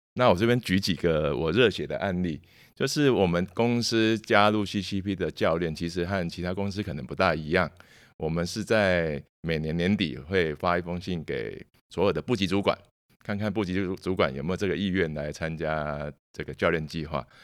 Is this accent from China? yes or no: no; Taiwan; 从小就在娱乐界长大